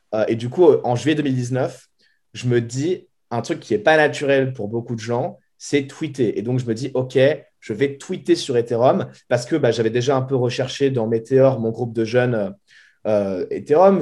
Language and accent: French; Boulogne-Billancourt, Île-de-France, France; moved away as an adult; now in San Francisco, United States; je viens de Boulogne-Billancourt, donc dans la banlieue parisienne